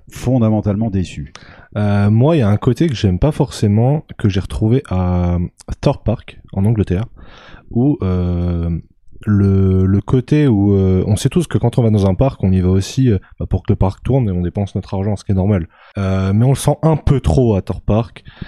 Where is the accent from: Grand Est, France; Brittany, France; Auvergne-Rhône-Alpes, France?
Auvergne-Rhône-Alpes, France; now in Milan, Italy; Je suis originaire d'Auvergne et c'est le parc où j'ai grandi